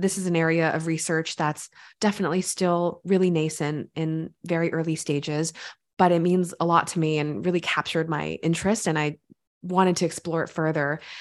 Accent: California, United States; I grew up in California

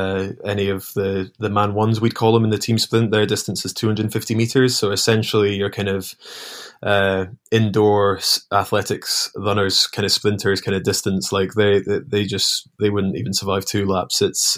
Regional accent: Scotland, United Kingdom; Yeah, I mean, as a Scot during that time, it was one of the few sports that we were actually good at.

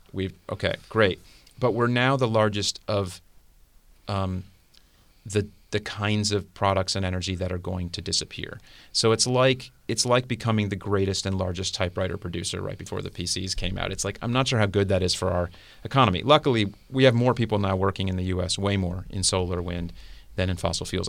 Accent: South Florida, United States; I grew up in South Florida.

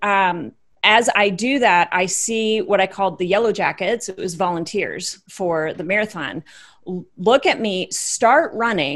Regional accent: Iowa, United States; born and raised in Iowa, wife, mother of three

